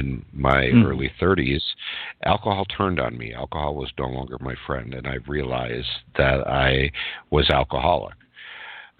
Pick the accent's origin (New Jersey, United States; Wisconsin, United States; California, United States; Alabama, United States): Wisconsin, United States; Burlington; I'm a Midwestern guy. I grew up in Burlington, Wisconsin, which is where I live today.